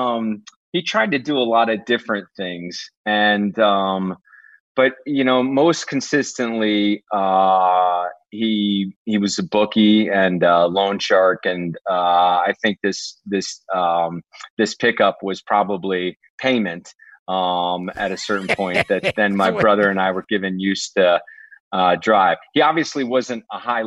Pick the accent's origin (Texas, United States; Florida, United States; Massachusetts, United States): Texas, United States; Dallas; this was in Dallas